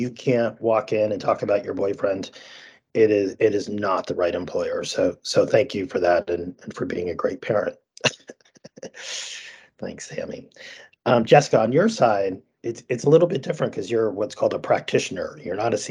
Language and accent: English; Vermont, United States; I grew up in Vermont